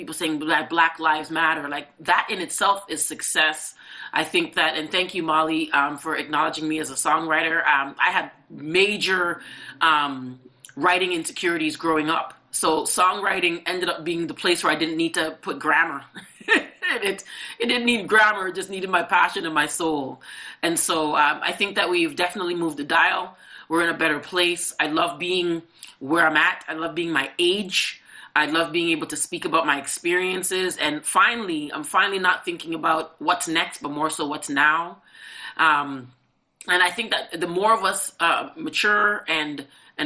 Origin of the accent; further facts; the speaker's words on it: Toronto, Ontario, Canada; I'm born at Mount Sinai. I'm Canadian. I am Canadian, actually.